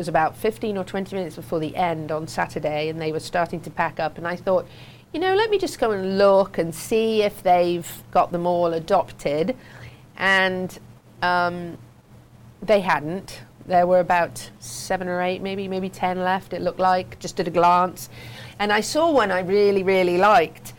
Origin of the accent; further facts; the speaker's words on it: England, United Kingdom; moved away; I grew up in the English riding world